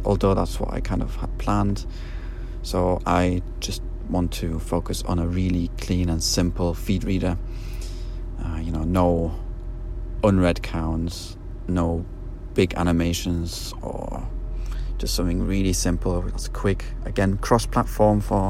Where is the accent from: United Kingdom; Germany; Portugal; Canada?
Germany; accent: German; my German accent